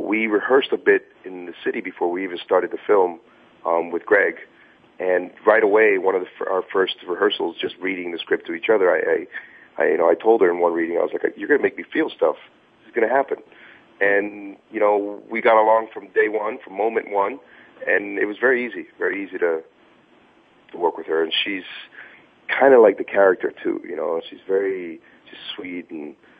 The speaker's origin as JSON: {"language": "English", "town": "Miami", "region": "Florida", "country": "United States", "tie": "born or raised there", "said": "my teenage years were mostly in Miami"}